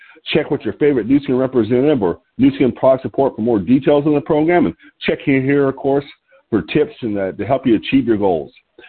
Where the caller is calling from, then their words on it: Lompoc, California, United States; I'm your host today, and I'm calling in from Lompoc, California, which is 54 miles north of Santa Barbara on a beautiful California Central Coast.